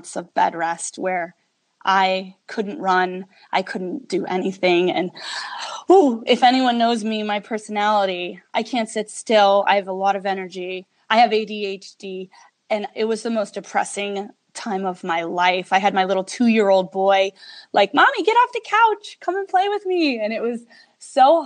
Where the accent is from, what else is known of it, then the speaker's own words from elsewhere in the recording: New York, United States; now in Las Vegas, United States; I'm from New York. So we were both East Coast people